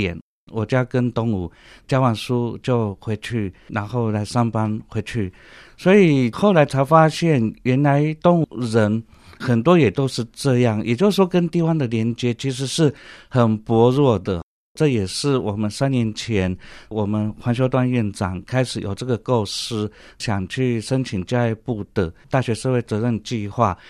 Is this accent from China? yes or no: no; Penghu County, Taiwan; moved away as an adult; also born or lived in Prague, Czech Republic; now in Taipei, Taiwan; 我本身从小是在澎湖生长，十八岁以前都在澎湖海边，哎，然后这个还蛮好的，不错的童年回忆。然后到台北来，